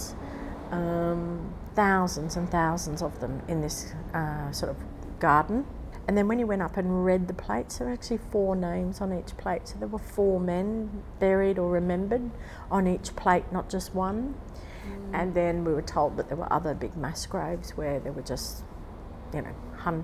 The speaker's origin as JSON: {"language": "English", "town": "Brisbane", "region": "Queensland", "country": "Australia", "said": "I'm from Brisbane"}